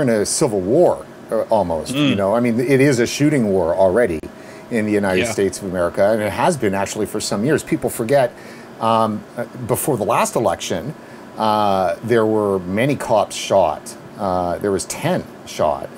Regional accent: Canada; as a Canadian

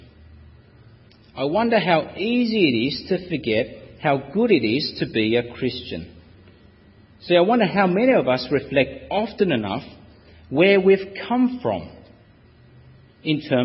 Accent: Australia; as an Australian citizen

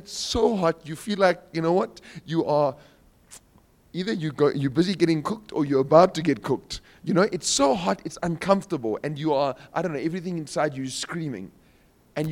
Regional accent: Cape Town, Western Cape, South Africa; I'm from Cape Town, so we've got some mountains

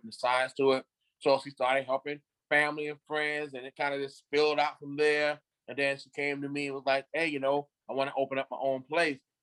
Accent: Beaufort, South Carolina, United States; moved away as an adult; also born or lived in Greenville, South Carolina; I'm from the Carolinas. I'm from uh, Beaufort, South Carolina. Um, I graduated in '89 from high school in Beaufort

